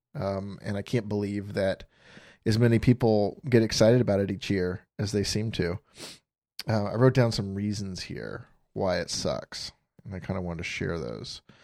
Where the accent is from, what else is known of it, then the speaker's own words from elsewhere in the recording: Florida, United States; moved away as an adult; also born or lived in Phoenix, Arizona; I grew up in Florida